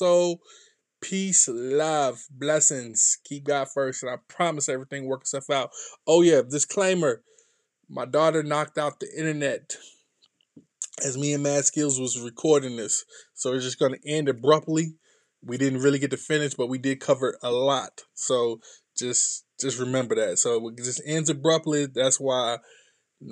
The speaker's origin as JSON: {"language": "English", "region": "North Carolina", "country": "United States", "said": "I'm from North Carolina, not too far from Fayetteville"}